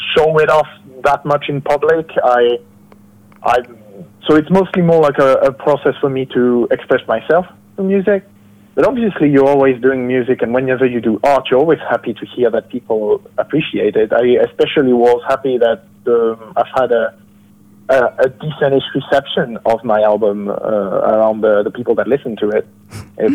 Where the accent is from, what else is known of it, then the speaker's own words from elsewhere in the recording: France; I'm from France